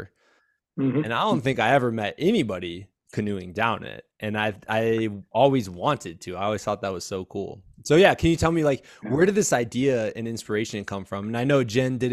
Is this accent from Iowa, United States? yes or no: yes; Muscatine, Iowa, United States; I grew up in Muscatine, Iowa